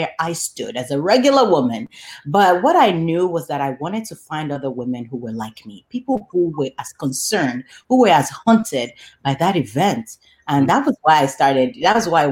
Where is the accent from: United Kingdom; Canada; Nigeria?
Nigeria; Lagos; now in Chicago, United States; I was raised and born and raised in Lagos, Nigeria